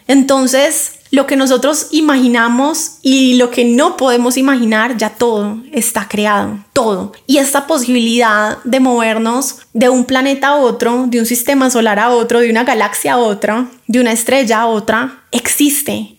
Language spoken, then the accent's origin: Spanish; Colombia; yo como colombiana